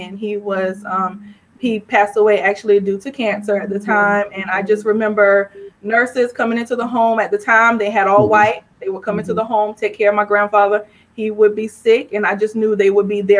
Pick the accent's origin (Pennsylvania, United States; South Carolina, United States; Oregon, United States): South Carolina, United States; St. George; moved away as an adult; also born or lived in Harlem, New York / Florence, South Carolina / Columbia, South Carolina; now in Atlanta, United States; St. George, South Carolina raised me near Charleston